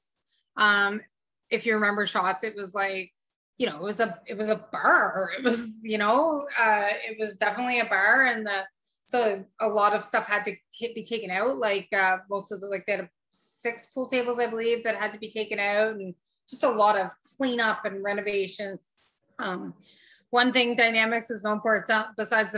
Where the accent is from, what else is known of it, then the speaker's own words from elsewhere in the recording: Chapeau, Quebec, Canada; also born or lived in Edmonton, Alberta; So I was born in Edmonton, Alberta, back in the late 70s. So 43 years old now. And we moved to Chapeau, Quebec when I was in grade 2.